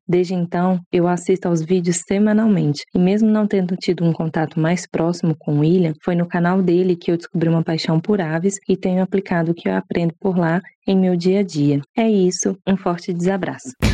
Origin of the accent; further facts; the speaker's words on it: Curitiba, Paraná, Brazil; also born or lived in College Station, Texas; eu sou de Curitiba